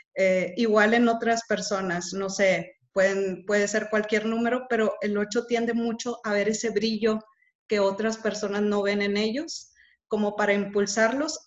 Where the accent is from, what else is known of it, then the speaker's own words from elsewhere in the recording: Monterrey, Nuevo León, Mexico; Soy de Monterrey